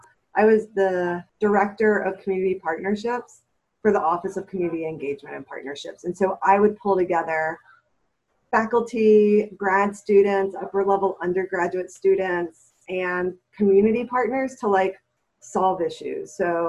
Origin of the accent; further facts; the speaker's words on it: Baton Rouge, Louisiana, United States; moved away as an adult; now in Florida, United States; I didn't move here until 11 years ago for graduate school, my whole childhood I'm from Louisiana. And so, originally. So like the Gulf South is my home.